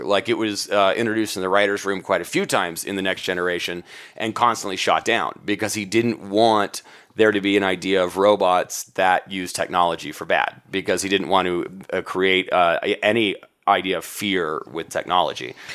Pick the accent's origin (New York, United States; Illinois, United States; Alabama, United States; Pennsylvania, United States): Alabama, United States; Huntsville; also born or lived in Atlanta; my hometown, Huntsville, Alabama